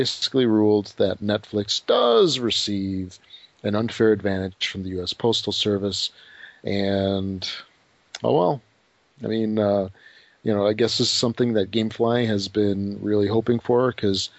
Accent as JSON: {"language": "English", "town": "Chicago", "region": "Illinois", "country": "United States", "tie": "born or raised there", "said": "I was born in Chicago. I mean, I've been here pretty much forever."}